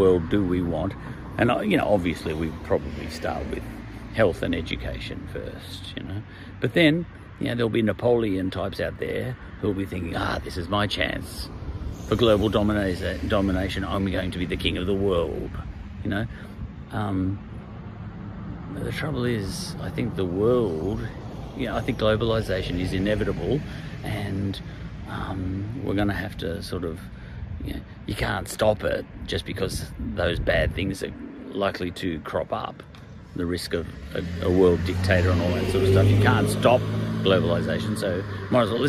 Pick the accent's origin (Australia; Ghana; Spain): Australia; I'm an Australian.